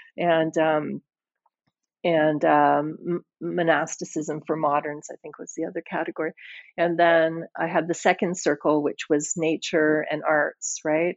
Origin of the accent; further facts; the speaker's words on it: Scotland, United Kingdom; I was born in Scotland, and um, I think that I kind of have a Scottish head in some ways